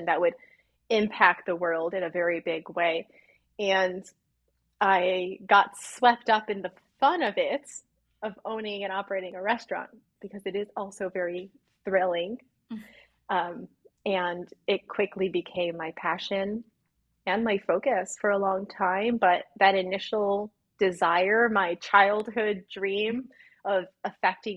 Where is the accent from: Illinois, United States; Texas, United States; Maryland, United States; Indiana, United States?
Illinois, United States; I was raised in the Midwest in Illinois